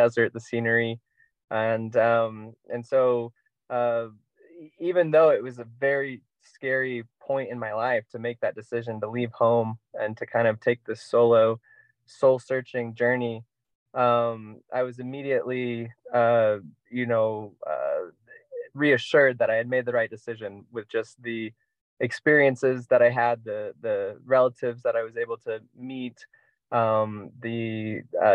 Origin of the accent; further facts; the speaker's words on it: Indianapolis, Indiana, United States; moved away as an adult; I'm originally from Indianapolis, Indiana.